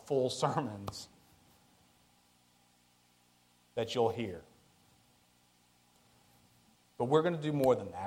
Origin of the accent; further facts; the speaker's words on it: West Texas, United States; I'm from West Texas